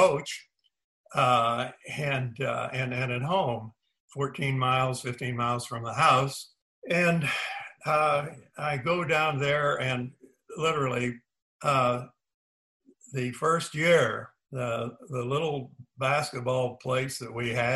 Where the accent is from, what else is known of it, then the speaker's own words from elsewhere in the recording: Indiana, United States; moved away as an adult; also born or lived in Tennessee; back in my home state of Indiana